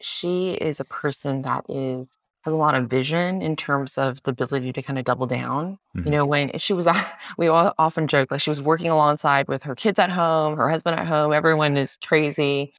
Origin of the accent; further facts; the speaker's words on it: United States; So we both grew up drinking milk tea. Both Pauline's Chinese American, I'm Taiwanese American, and boba tea milk tea is from Taiwan.